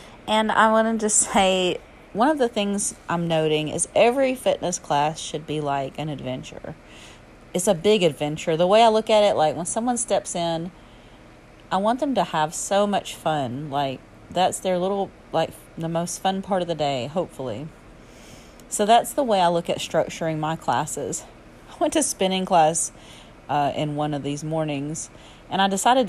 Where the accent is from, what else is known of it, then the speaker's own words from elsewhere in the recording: Alabama, United States; accent: southern; my southern accent and slang